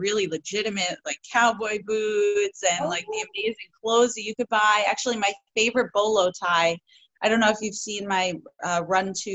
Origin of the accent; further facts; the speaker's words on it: New York, United States; growing up in New York, country music was never a thing